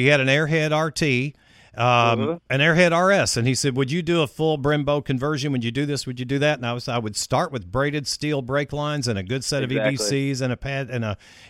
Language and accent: English; Owensboro, Kentucky, United States; also born or lived in Louisville, Kentucky; I was born in Owensboro, Kentucky, and spent most of my life there. However, there was a good number of years that I moved to Louisville